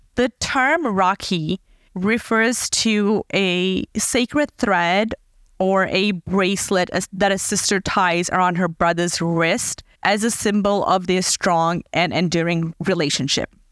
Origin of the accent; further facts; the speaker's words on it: Fiji; moved away; I was born in Fiji, a tiny island in the Pacific Ocean